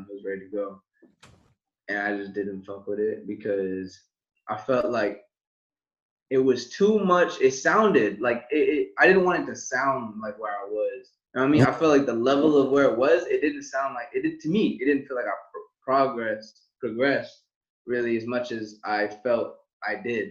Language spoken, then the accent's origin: English; West Covina, California, United States; moved away; I was originally born in West Covina, California.